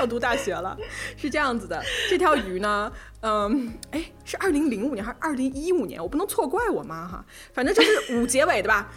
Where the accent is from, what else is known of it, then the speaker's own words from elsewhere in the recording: Hunan, China; 我湖南人嘛